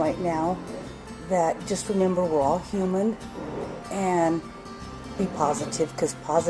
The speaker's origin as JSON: {"language": "English", "town": "Moab", "region": "Utah", "country": "United States", "tie": "born or raised there", "also_born_or_lived": "Colorado", "said": "I moved from Colorado to Moab. I grew up here, left for a couple years, and I'm back."}